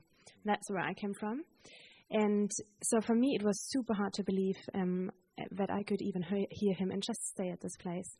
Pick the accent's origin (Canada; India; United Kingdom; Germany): Germany; moved away; I'm from Germany